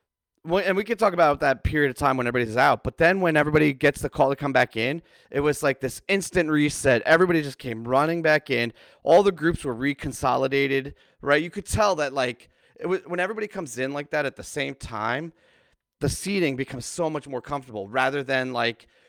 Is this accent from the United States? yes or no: yes; East Coast, United States; I grew up on the East Coast